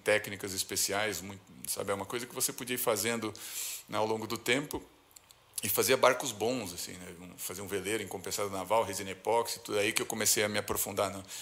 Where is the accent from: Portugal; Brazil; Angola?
Brazil; São Paulo; also born or lived in Florianópolis; sou daqui de São Paulo.